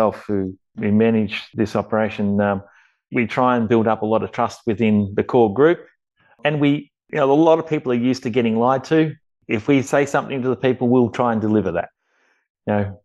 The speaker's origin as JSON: {"language": "English", "town": "Watchem", "region": "Victoria", "country": "Australia", "tie": "born or raised there", "moved": "as an adult", "lives_now": "Romania", "said": "the area where I grew up around Watchman and Burchett"}